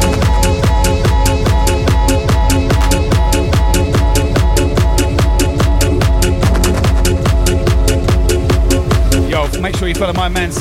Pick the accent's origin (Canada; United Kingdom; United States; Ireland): United Kingdom; England; now in Brisbane, Australia; I live in Australia, but I'm from England.